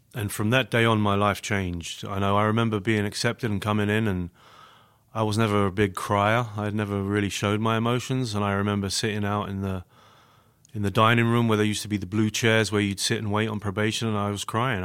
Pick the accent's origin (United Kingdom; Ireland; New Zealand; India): United Kingdom; London; accent: British; moved away as an adult; now in Grand Rapids, United States; born and raised in London, England